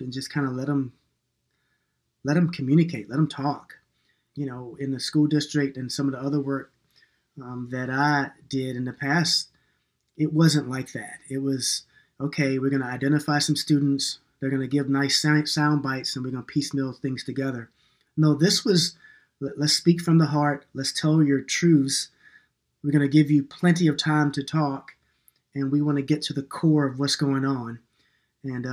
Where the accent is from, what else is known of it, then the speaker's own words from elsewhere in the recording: New York, United States; moved away; also born or lived in North Carolina / Minneapolis; I was born in New York, and I'm kind of an urban kid sometimes.